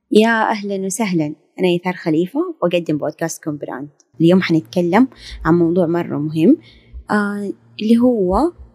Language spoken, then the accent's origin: Arabic; Saudi Arabia; نحن مرة عندنا في السعودية